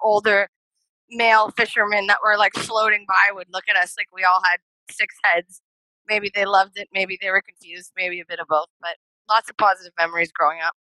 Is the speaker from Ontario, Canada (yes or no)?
yes; Thunder Bay, Ontario, Canada; moved away; everyone in my hometown's going to hate me.